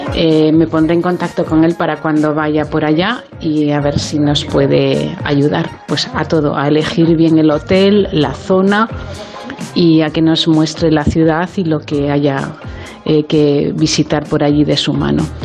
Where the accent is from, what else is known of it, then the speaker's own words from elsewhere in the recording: Santander, Cantabria, Spain; Yo soy de Santander